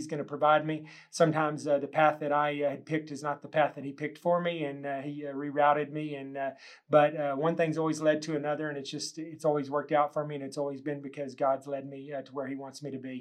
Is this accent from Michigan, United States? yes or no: no; Texas Panhandle, United States; moved away as an adult; I was born and raised here in the Texas Panhandle